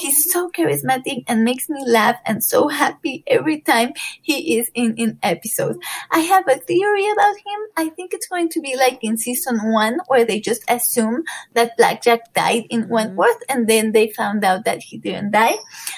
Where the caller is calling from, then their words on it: Puebla, Mexico; I am calling from Puebla in Mexico.